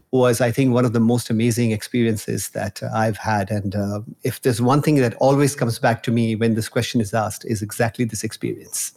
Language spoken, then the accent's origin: English; Nigeria; moved away; also born or lived in India; I was born in Nigeria. and I've spent my childhood over there